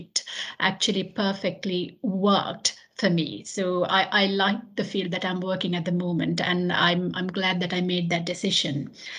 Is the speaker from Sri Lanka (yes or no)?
yes; Sri Lanka; moved away as an adult; now in United Kingdom; So prior to moving into UK, I worked in a pediatric unit. So in Sri Lanka, actually, I'm from Sri Lanka.